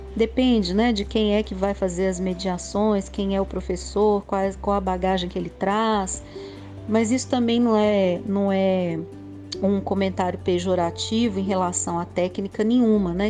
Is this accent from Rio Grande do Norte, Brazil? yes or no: no; Belo Horizonte, Minas Gerais, Brazil; eu sou de Belo Horizonte